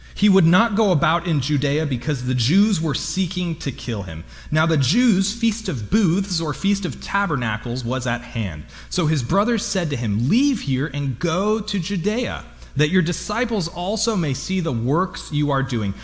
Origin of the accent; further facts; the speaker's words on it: Lompoc, California, United States; I'm from Lompoc